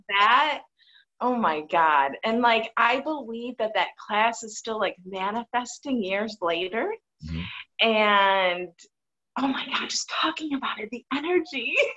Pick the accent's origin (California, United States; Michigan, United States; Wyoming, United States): Michigan, United States; moved away; I come from a really hardworking family in Michigan, and mom and dad still live together in the same house that I go see them at when oh, I go to Michigan